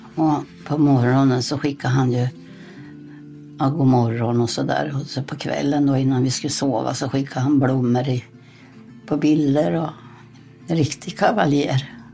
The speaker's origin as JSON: {"language": "Swedish", "region": "Småland", "country": "Sweden", "said": "jag var från Småland"}